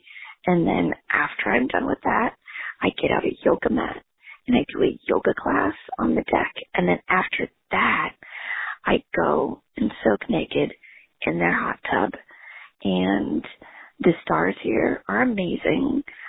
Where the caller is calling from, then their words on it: Chicago, Illinois, United States; I'm calling from Oregon, where my family is visiting my aunt